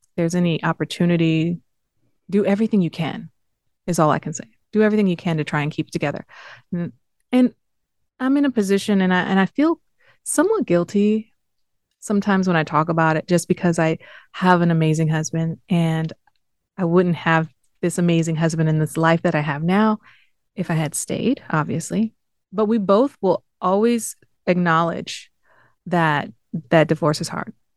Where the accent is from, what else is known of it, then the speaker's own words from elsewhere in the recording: Southfield, Michigan, United States; moved away; I grew up in Southfield.